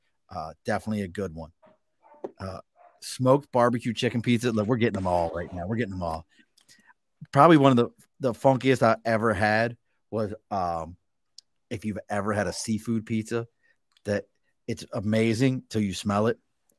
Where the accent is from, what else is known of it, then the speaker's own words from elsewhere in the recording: Baltimore, Maryland, United States; moved away; where I grew up at in Baltimore